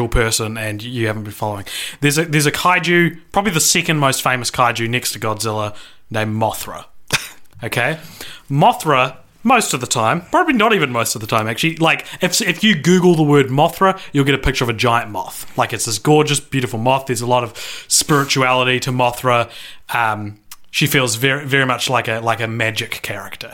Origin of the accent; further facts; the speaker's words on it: New Zealand; We're from New Zealand